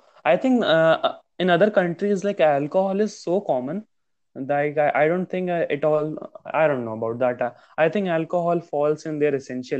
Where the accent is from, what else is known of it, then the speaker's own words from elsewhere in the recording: India; I mean, we are from India.